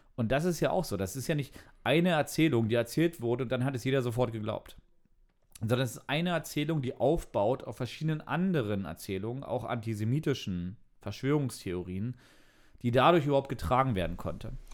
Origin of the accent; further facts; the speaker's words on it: East Germany, Germany; Ich bin als Ossi natürlich mit Sojanka aufgewachsen.